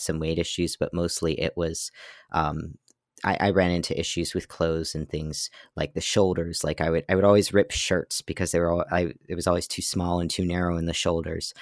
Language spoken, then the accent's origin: English; Pennsylvania, United States; also born or lived in Massachusetts; so I was born in Massachusetts, and then when I was eight, we moved to Pennsylvania, where I've lived since